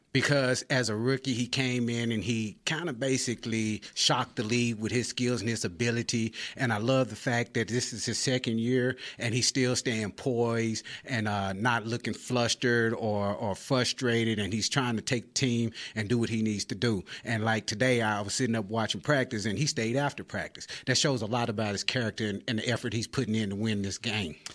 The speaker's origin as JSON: {"language": "English", "town": "Grand Prairie", "region": "Texas", "country": "United States", "tie": "born or raised there", "said": "I'm actually from the Grand Prairie area."}